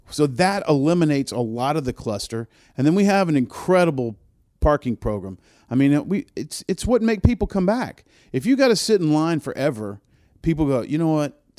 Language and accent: English; New Orleans, Louisiana, United States; I'm old. A lot of gray hair that's earned. right. Um, truthfully, I mean, I was born in New Orleans. I'm a, I'm a, I'm a Southern man, but uh, I was raised in a concert business